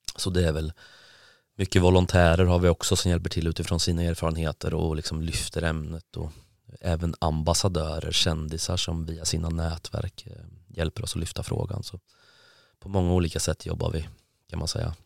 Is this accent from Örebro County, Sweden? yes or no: yes; Karlskoga, Örebro County, Sweden; now in Gothenburg, Sweden; Jag är från Karlskoga från början.